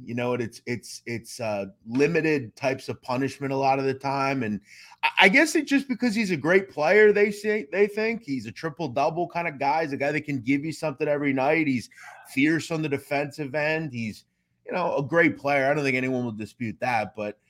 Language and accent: English; Philadelphia, Pennsylvania, United States; I'm from the Philly area.